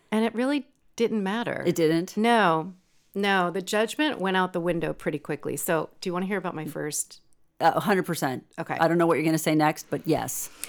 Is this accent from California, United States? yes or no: yes; Northern California, United States; I'm from Northern California.